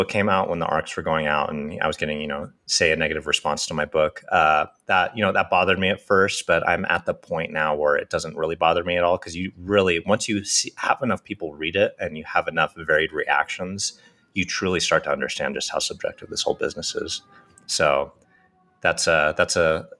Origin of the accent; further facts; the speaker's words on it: Oakhurst, California, United States; also born or lived in Fresno; I grew up in Oakhurst, and then I moved down to Fresno for Fresno State, and I lived there for 10 years